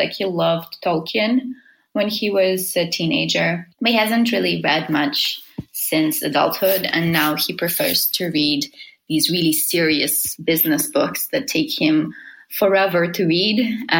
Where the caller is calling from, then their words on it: Helsinki, Uusimaa, Finland; I'm calling from Helsinki, Finland.